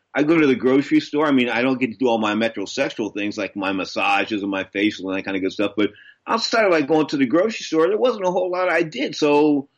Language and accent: English; San Francisco, California, United States; I was from San Francisco